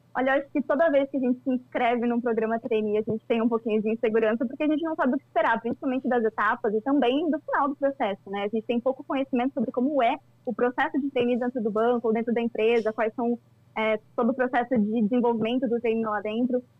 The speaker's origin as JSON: {"language": "Portuguese", "town": "Cascavel", "region": "Paraná", "country": "Brazil", "tie": "born or raised there", "said": "sou natural de Cascavel, no interior do Paraná"}